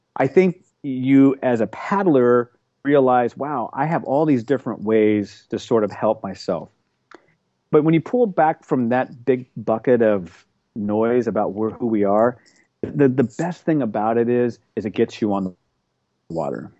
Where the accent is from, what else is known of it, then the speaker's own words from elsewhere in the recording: Oklahoma, United States; also born or lived in Seattle; now in Manhattan Beach, United States; we grew up in Oklahoma